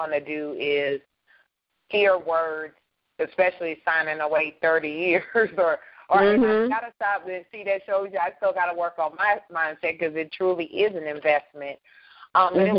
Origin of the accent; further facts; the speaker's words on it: Baton Rouge, Louisiana, United States; moved away; my hometown, Baton Rouge, Louisiana